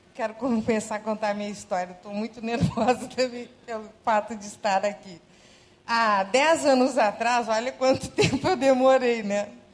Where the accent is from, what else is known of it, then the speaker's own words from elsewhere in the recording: Rio Grande do Sul, Brazil; accent: gaúcho; moved away as an adult; now in Rio de Janeiro, Brazil; eu sou gaúcha, acho que já deu para perceber pelo sotaque